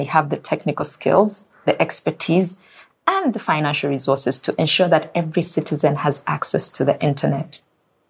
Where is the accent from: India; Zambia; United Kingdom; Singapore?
Zambia; My home country of Zambia relies on agriculture.